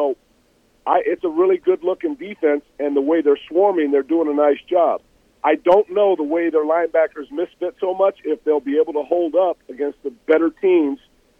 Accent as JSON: {"language": "English", "area": "Bay Area", "region": "California", "country": "United States", "tie": "born or raised there", "said": "I grew up in the Bay Area"}